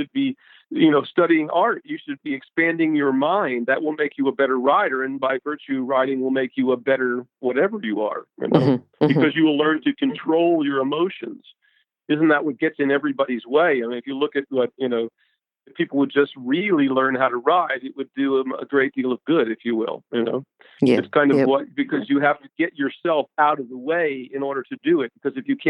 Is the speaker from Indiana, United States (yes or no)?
no; Tennessee, United States; also born or lived in Kentucky / New Jersey; I grew up in Tennessee